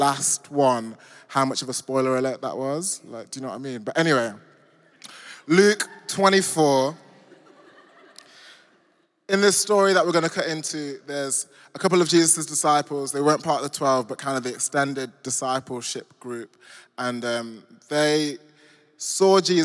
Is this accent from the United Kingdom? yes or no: yes; Nottingham, East Midlands, United Kingdom; moved away as an adult; now in London, United Kingdom; I grew up in the Midlands in a place called Nottingham, Robin Hood country.